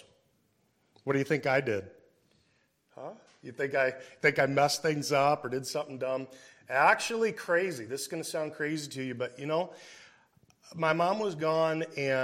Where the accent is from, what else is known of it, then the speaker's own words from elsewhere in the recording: Davenport, Iowa, United States; I grew up in Davenport, Iowa